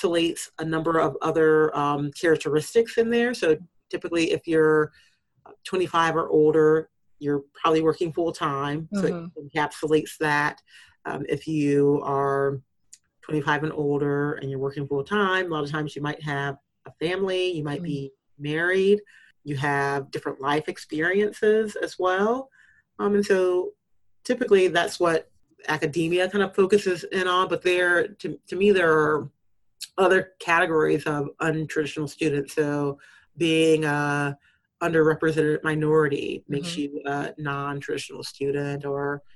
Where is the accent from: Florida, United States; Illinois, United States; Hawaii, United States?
Illinois, United States; Urbana; moved away; I grew up in Urbana, Illinois for part of my time